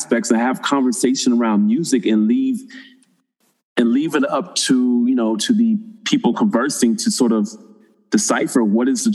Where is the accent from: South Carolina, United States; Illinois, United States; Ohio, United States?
Ohio, United States; Springfield; from my hometown of Springfield, Ohio.